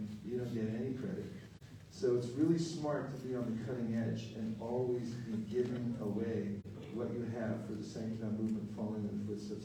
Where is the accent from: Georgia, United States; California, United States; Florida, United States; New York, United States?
California, United States; I'm from California.